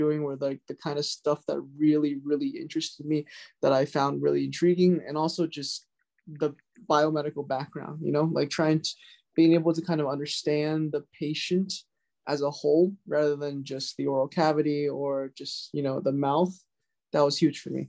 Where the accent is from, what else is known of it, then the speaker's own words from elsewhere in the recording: Jupiter, Florida, United States; also born or lived in Durham, North Carolina; now in New York, United States; I'm from Jupiter, Florida originally